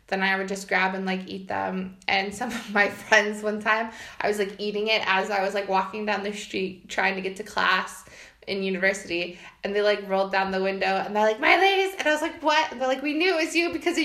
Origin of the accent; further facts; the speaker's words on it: United States; moved away as an adult; now in Poland; if you can't guess by my accent, I'm from the U.S.